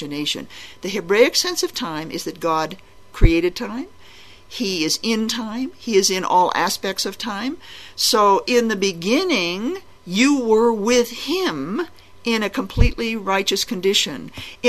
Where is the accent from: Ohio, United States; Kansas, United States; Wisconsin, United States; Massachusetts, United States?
Massachusetts, United States; Boston; I grew up in Boston, Massachusetts